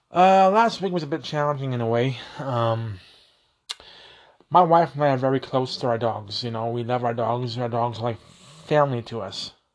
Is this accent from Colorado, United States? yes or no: yes; Colorado, United States; I'm from Colorado